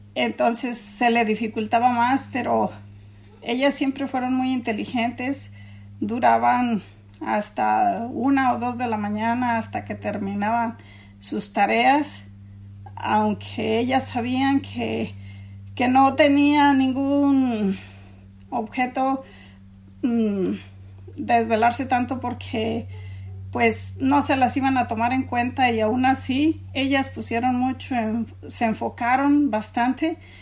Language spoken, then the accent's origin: Spanish; Mexico; moved away as an adult; also born or lived in San Diego County, California; now in United States